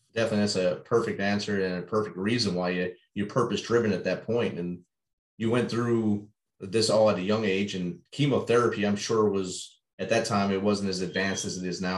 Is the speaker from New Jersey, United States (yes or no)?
yes; Jersey City, New Jersey, United States; I grew up right there in Jersey City, New Jersey